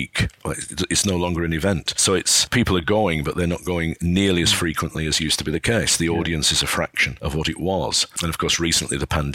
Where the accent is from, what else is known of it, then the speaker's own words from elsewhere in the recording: Burnley, North West England, United Kingdom; moved away; also born or lived in Edinburgh; the Odeon in my hometown, Burnley